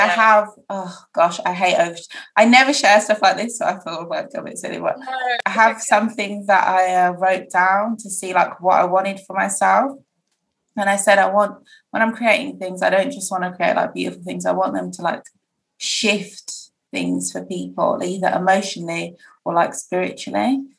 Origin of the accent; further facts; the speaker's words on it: Nigeria; I'm Nigerian.